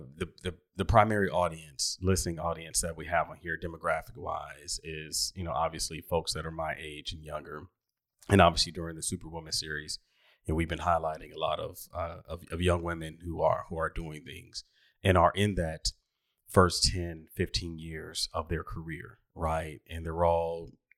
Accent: Washington, District of Columbia, United States; where did you grow up? 1734 New Hampshire Avenue, Northwest

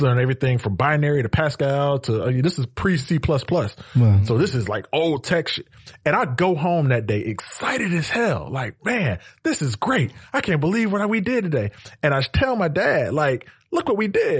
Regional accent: Atlanta, Georgia, United States; also born or lived in North Carolina; I was raised right here in Atlanta, Georgia, Southwest side

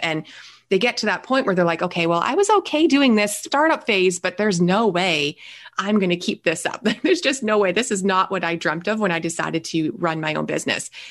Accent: Canada; also born or lived in Niagara Falls, Ontario; I am a Canadian. I live in Niagara Falls, so just north of the New York border here.

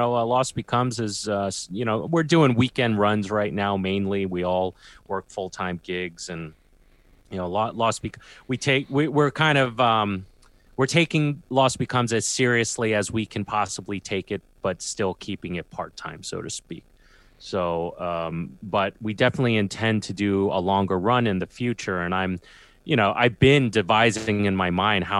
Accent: New York City, New York, United States; I'm from Queens and I hang out a lot in Brooklyn.

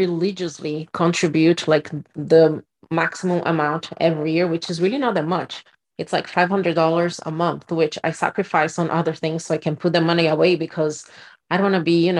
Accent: Brazil; moved away as an adult; I'm from Brazil and we don't have this concept of credit in Brazil, like it works here. So when I moved here, I was 22

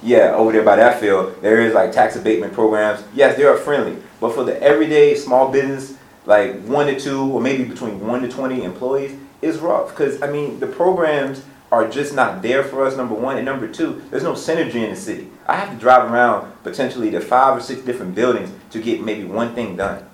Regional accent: Petersburg, Virginia, United States; moved away as an adult; I grew up in Petersburg late 80s and 90s

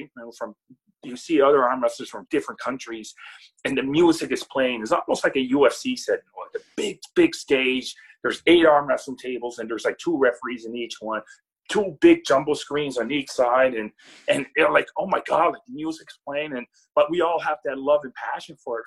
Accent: Nova Scotia, Canada; I'm not only representing like you know Nova Scotia

